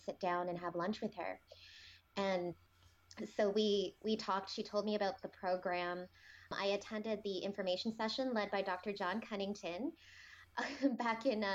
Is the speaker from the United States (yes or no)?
no; Toronto, Ontario, Canada; I'm originally born and raised in Toronto